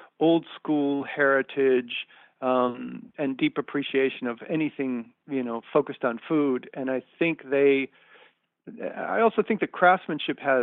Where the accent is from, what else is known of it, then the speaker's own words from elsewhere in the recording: Detroit, Michigan, United States; I'm from Detroit